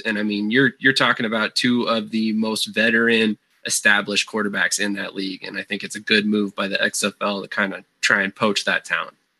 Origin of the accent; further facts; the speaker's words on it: Colorado, United States; I'm from Colorado.